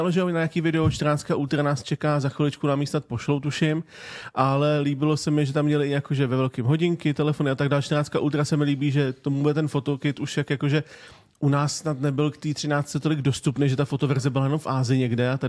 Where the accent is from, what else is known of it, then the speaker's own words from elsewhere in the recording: Czechia; Jsme Češi